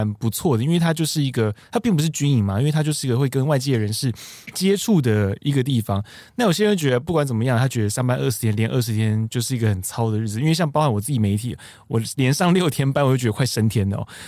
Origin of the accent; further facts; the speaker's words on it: Taiwan; 对，因为我们台湾人很爱去，